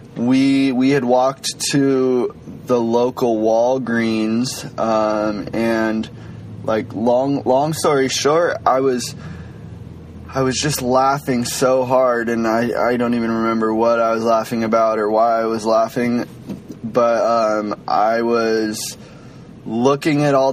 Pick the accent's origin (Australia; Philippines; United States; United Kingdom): United States; Washington; I'm from Washington State